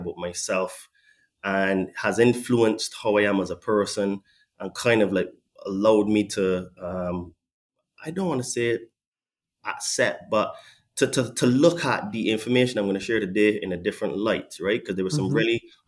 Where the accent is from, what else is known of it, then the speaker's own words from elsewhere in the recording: Barbados; now in England; I was born in Barbados